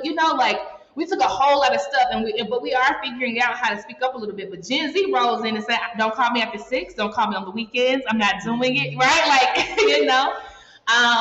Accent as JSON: {"language": "English", "country": "United States", "moved": "yes", "said": "I'm American."}